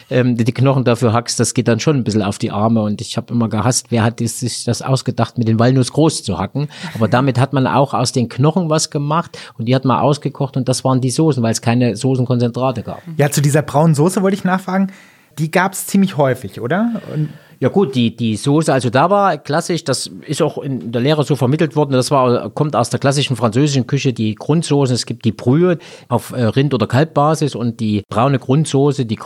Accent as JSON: {"language": "German", "region": "Thuringia", "country": "Germany", "said": "Also, die Ausbildung nach Tarifvertrag bei uns in Thüringen sind 40 Stunden die Woche, teilt sich dann auf zwischen Schule und Lehrbetrieb. Das war bei uns genauso. Also, wobei zu DDR-Zeiten wurde ja noch acht Dreiviertelstunden gearbeitet"}